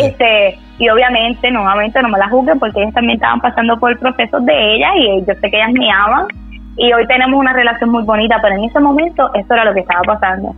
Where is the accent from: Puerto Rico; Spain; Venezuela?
Puerto Rico; Bayamón; vengo de Bayamón, Puerto Rico.